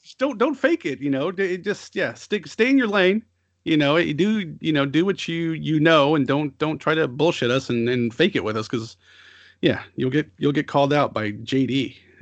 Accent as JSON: {"language": "English", "country": "United States", "said": "as an American or a Westerner"}